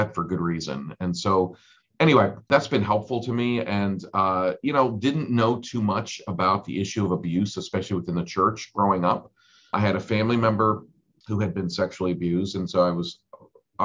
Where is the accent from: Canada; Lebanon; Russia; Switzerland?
Switzerland; now in United States; I was born in Switzerland and my dad was Swiss